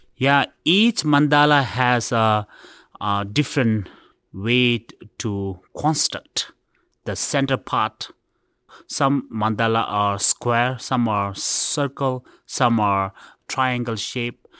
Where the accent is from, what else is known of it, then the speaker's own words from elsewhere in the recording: India; I was born in India. My father came from Tibet, and my mother was born in, uh, exile.